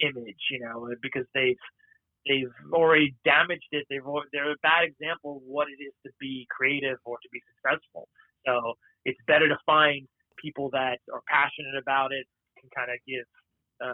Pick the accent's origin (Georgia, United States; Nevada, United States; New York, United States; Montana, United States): New York, United States; growing up in New York, you're basically Jewish